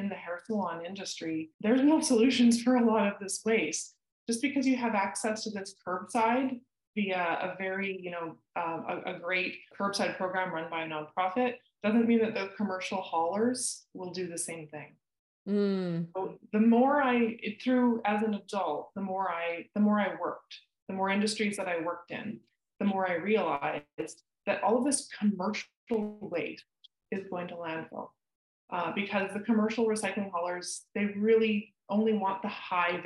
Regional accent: Maple Ridge, British Columbia, Canada; Growing up in Maple Ridge

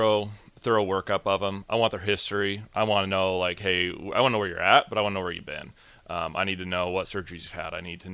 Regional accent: Gretna, Nebraska, United States; I grew up pretty much in Nebraska

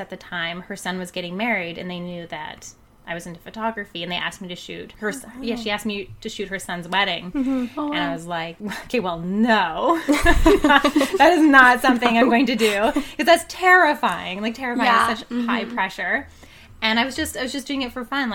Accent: Yukon, Canada; moved away as an adult; now in Kamloops, Canada; I was born and raised in the Yukon. I moved to Kamloops about 12, 13 years ago

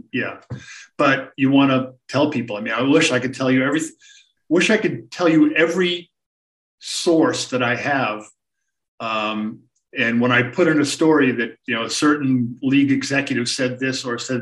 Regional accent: Boston, Massachusetts, United States; I grew up in the Boston area as a sports fan.

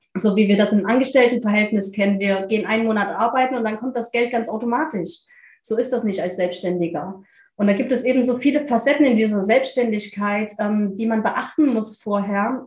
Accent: near Leipzig, Saxony, Germany; Ich komme aus der Nähe von Leipzig in Deutschland

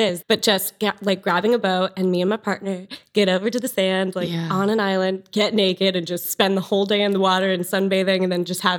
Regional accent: San Diego, California, United States; I was born and raised in San Diego, California. So really laid back energy right by the beach, California girl. My mom and dad like raised me and my brother, my older brother, at the beach.

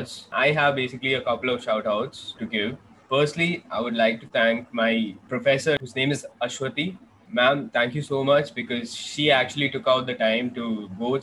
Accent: Bangalore, Karnataka, India; now in Kochi, India; I'm currently based in Kochi, Kerala, but I'm from Bangalore.

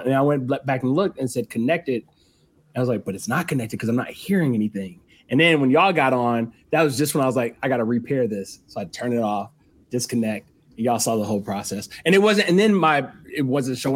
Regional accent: Huntsville, Alabama, United States; moved away as an adult; also born or lived in Mississippi / Cincinnati / Pittsburgh / Philadelphia; now in Chicago, United States; I'm from Huntsville, Alabama.

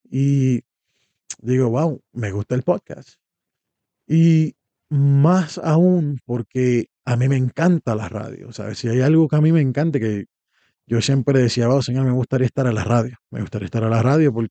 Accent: Puerto Rico; moved away; O venimos de Puerto Rico, donde hay variedad de esto. Aquí solamente que yo sepa hay uno en español, hay mucho inglés

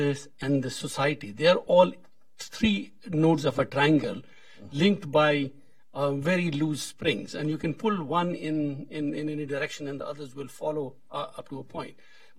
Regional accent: India; I'm from India.

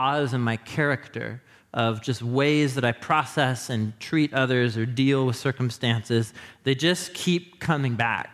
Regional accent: Portland, Oregon, United States; moved away as an adult; also born or lived in Madison, Wisconsin; I grew up in Portland

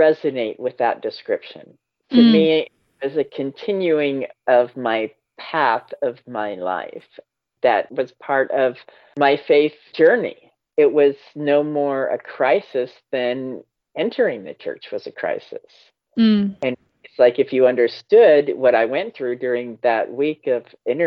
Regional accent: Washington, United States; I was born and raised in Washington

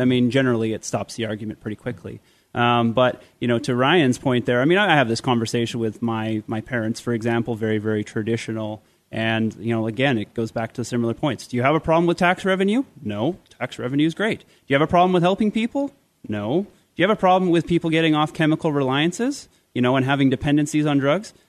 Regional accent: Canada; I'm a Canadian

